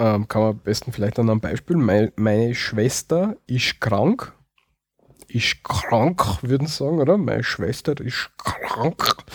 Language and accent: German; Austria; bei uns in Österreich